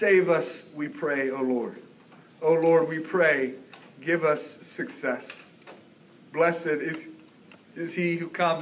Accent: United States; we're English, we're American

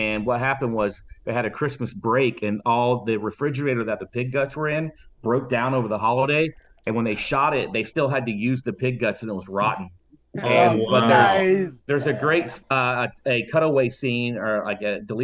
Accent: Fort Myers, Florida, United States; The third movie was filmed in my hometown

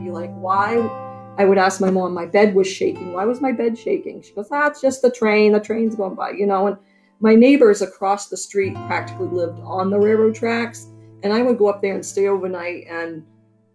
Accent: Burnham, Maine, United States; I grew up in Burnham, just outside of town.

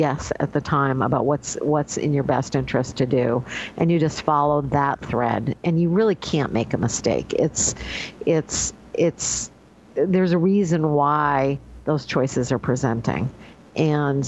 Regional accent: Northeast, United States; now in New York State, United States; I grew up in the Northeast

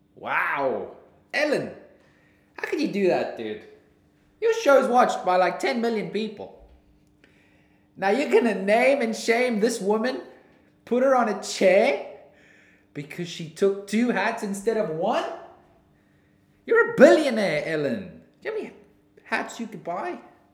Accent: New Zealand; accent: New Zealand; I think my New Zealand accent's pretty nice.

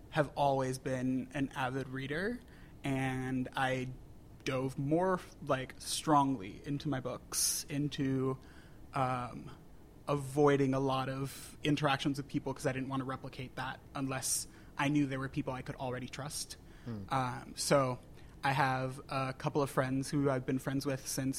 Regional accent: Puerto Rico; moved away as an adult; also born or lived in New Hampshire; I grew up in Puerto Rico, born and raised.

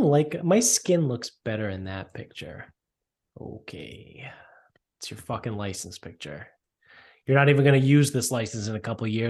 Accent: Canada; They don't. I'm Canadian. They don't.

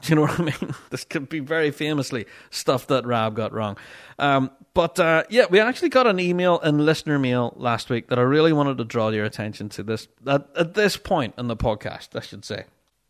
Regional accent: Dunoon, Scotland, United Kingdom; I remember being a kid growing up in Dunoon in Kyle, and I lived near the park. Kyle was more exciting than Christmas in our wee town

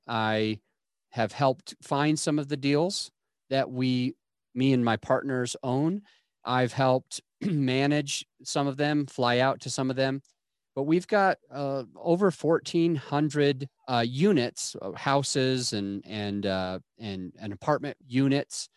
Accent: Utah, United States; where I grew up in Utah

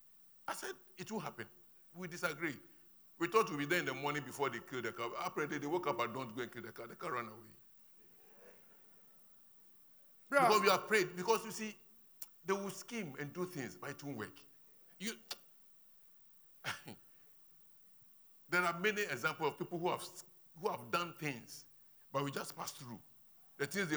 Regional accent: Ho, Volta, Ghana; moved away; When I'm going to my hometown, when I get to Ho and I'm getting to the outskirts of my village

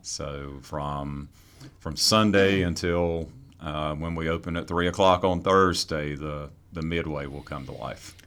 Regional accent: Fremont, North Carolina, United States; also born or lived in Raleigh, North Carolina; Grew up on a farm, uh, outside of Fremont, North Carolina

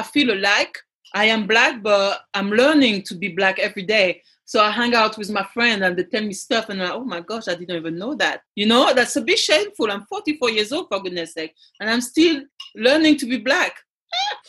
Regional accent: Paris area, Île-de-France, France; first language French; English is a second language; moved away; also born or lived in Ivory Coast; I was raised around Paris area

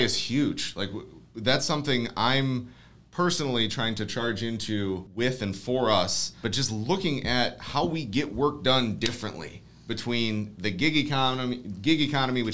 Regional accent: Ohio, United States; we're from Ohio

